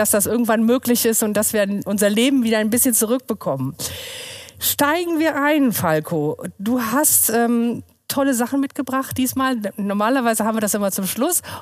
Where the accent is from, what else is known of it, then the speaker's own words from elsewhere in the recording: Rheine, North Rhine-Westphalia, Germany; Rheine ist für mich mein Lebensmittelpunkt, mein Wohlfühlort, meine Heimatstadt, mein Arbeitsort.